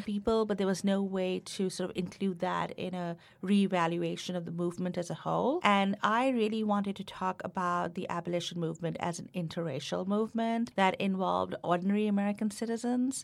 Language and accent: English; India; moved away as an adult; now in United States; growing up in India